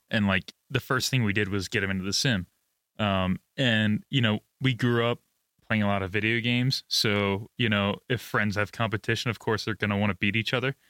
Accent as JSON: {"language": "English", "country": "United States", "said": "As an American"}